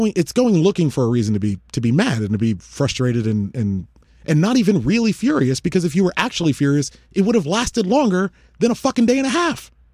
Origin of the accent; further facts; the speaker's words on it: United States; as an American citizen